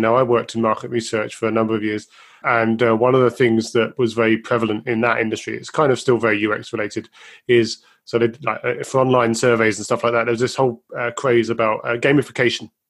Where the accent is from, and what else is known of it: United Kingdom